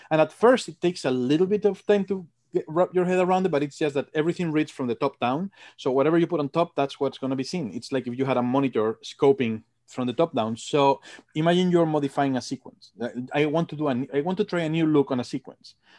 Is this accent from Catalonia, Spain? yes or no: no; Madrid, Community of Madrid, Spain; moved away as an adult; also born or lived in England; now in United States; From Madrid. I'm from Madrid.